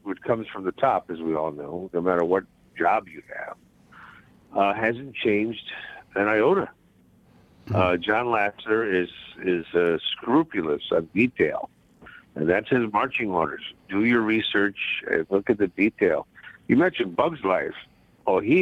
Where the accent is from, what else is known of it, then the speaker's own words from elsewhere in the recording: Bridgeport, Connecticut, United States; me growing up in Bridgeport